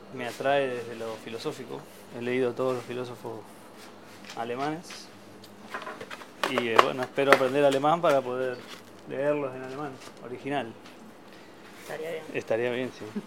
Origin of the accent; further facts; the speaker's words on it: Olavarría, Buenos Aires Province, Argentina; also born or lived in Barcelona, Spain; now in Berlin, Germany; soy de Olavarría, el, la pampa húmeda.